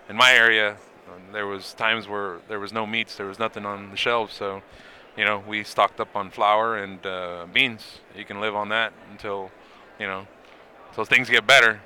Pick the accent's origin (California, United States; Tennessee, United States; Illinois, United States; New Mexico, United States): California, United States; Los Angeles; I'm from Los Angeles